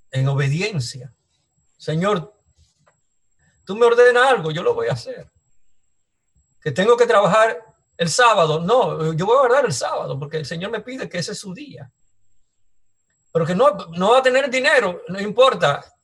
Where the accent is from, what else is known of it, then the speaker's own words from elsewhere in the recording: Dominican Republic; veo los peligros que hay en, República Dominicana, mi tierra que antes no era así.